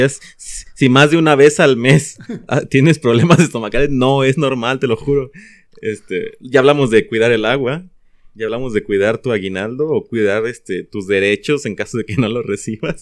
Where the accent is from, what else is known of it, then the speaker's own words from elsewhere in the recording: Mexico; como mexicanos que somos